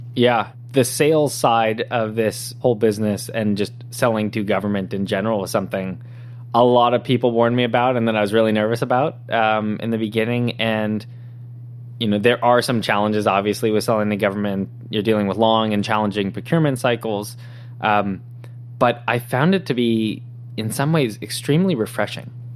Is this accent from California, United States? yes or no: yes; San Diego, California, United States; moved away as an adult; now in San Francisco, United States; I was born and raised in San Diego, uh, so Southern California.